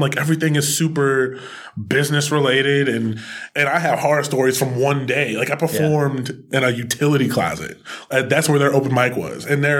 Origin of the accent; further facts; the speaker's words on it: Chester, Pennsylvania, United States; also born or lived in Williamsport; now in Philadelphia, United States; I'm from Chester, originally. I live in Williamsport. Philly, now.